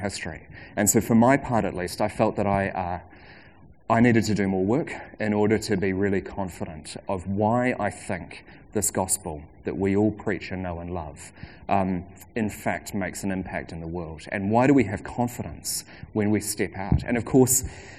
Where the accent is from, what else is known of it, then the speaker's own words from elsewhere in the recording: Christchurch, Canterbury, New Zealand; also born or lived in India; I went to Middleton Grange in Christchurch till I was 12